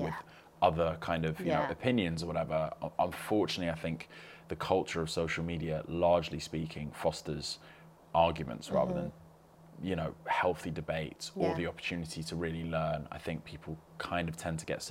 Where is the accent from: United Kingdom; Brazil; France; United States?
United Kingdom; London; I grew up in West London